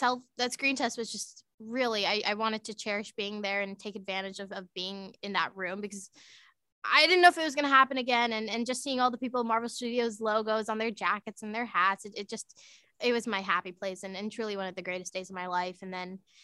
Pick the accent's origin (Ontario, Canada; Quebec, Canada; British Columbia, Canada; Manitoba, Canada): Ontario, Canada; Markham; I grew up in Markham, Ontario